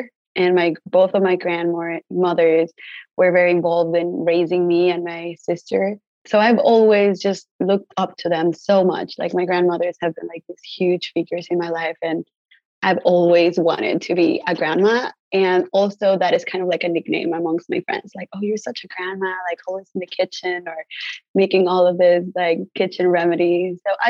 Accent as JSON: {"language": "English", "region": "Mexico City", "country": "Mexico", "tie": "born or raised there", "moved": "yes", "lives_now": "Los Angeles, United States", "said": "I was born and raised in Mexico City. My parents were born and raised there too, but then my grandparents immigrated from other parts of the country. So I know I have Yoeme in my blood that comes from Sonora"}